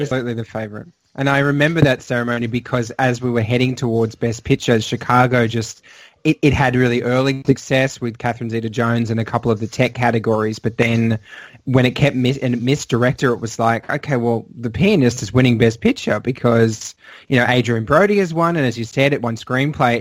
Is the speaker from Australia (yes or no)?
yes; Australia; I don't just say that as an Australian